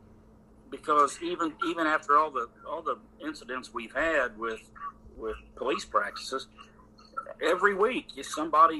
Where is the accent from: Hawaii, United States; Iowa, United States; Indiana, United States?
Indiana, United States; now in Western North Carolina, United States; I grew up in Indiana